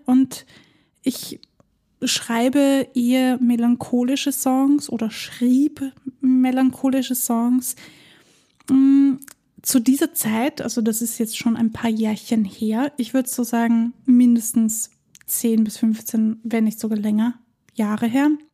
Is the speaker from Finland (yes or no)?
no; Vienna, Austria; bei uns in Wien